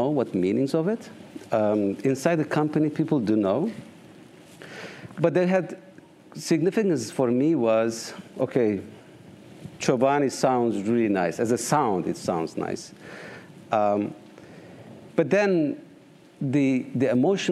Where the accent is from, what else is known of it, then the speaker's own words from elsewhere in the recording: Eastern Turkey, Turkey; now in United States; I grew up on the eastern part of Turkey, in the northeast, and nomad, a tribal life